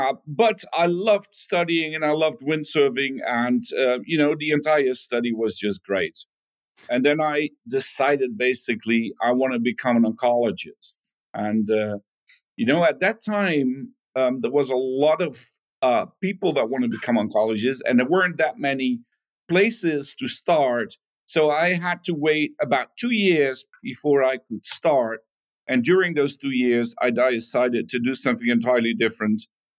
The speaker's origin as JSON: {"language": "English", "country": "Netherlands", "tie": "born or raised there", "said": "Growing up was fantastic. You know, it was even when I was a small kid, big soccer fan, the Netherlands were doing excellent in the World Cup."}